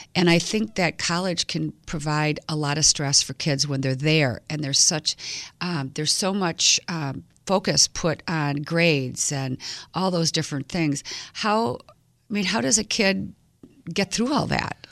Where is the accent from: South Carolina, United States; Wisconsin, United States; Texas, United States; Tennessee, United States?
Wisconsin, United States; Milwaukee; I grew up right here in Milwaukee at Nicolay High School